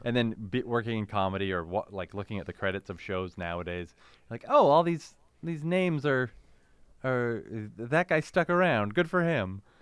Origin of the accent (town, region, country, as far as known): Canada; born or raised there